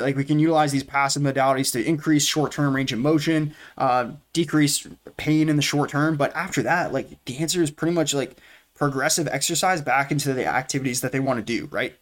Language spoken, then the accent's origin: English; New Hampshire, United States; born and raised in New Hampshire